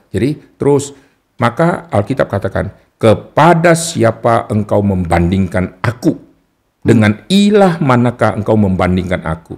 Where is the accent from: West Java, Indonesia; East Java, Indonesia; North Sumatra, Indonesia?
North Sumatra, Indonesia; Jadi di Sumatera Utara, kalau disebut saya Kristen tapi Chinese